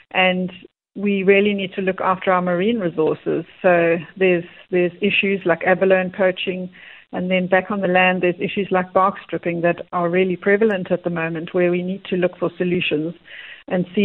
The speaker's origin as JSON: {"language": "English", "town": "Cape Town", "region": "Western Cape", "country": "South Africa", "tie": "born or raised there", "said": "Correct, yes."}